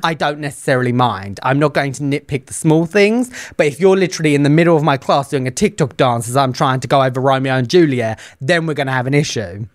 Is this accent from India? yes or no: no; United Kingdom; I am the Brit on this show